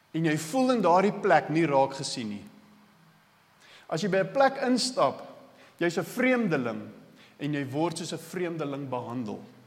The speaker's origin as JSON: {"language": "Afrikaans", "country": "South Africa", "said": "ek is die enigste Suid-Afrikaner op die vlug"}